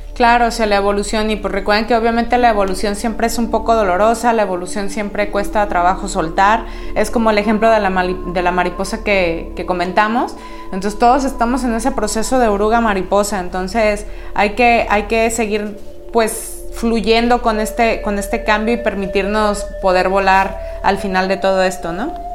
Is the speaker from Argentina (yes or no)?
no; Mexico; como buenos mexicanos